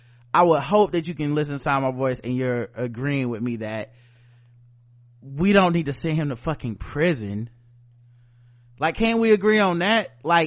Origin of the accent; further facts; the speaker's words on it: the South, United States; We come from the South. We don't sound like that, okay?